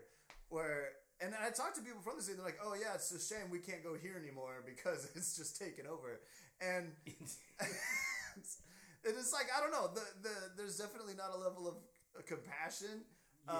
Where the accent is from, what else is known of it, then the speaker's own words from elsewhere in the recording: Oregon, United States; moved away as an adult; now in Los Angeles, United States; I'm from Oregon, white ass Oregon